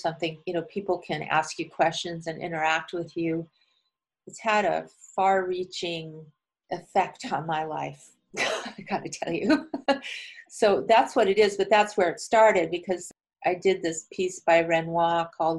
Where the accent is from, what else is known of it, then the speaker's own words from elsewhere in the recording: United States; I was from America